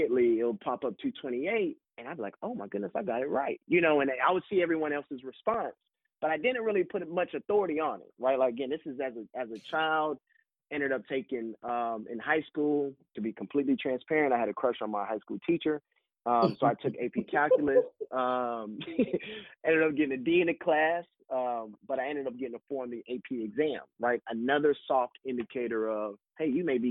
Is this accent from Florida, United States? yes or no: yes; Florida, United States; moved away as an adult; now in Birmingham, United States; growing up in the U.S., growing up in Florida